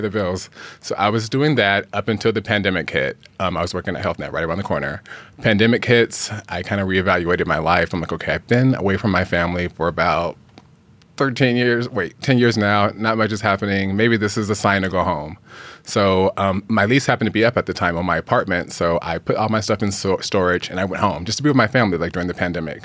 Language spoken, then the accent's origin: English; Phoenix, Arizona, United States; moved away as an adult; now in Los Angeles, United States; I'm from Phoenix, Arizona, originally.